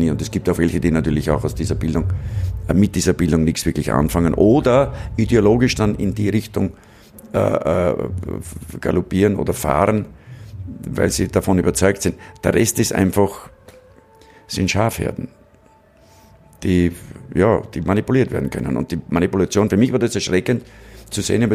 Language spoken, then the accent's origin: German; Braunau am Inn, Upper Austria, Austria; Ich bin in Braun am Inn aufgewachsen